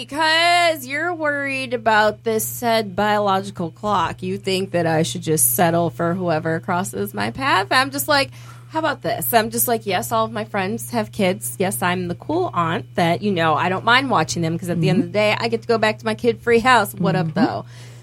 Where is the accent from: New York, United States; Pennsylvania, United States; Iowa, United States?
New York, United States; I'm from New York. I didn't say I was Jewish.